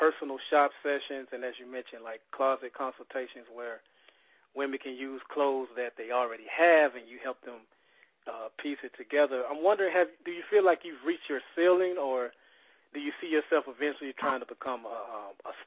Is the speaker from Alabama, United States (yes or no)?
yes; Mobile, Alabama, United States; moved away; we're all from Mobile. Me and Frank, we now are no longer living in Mobile.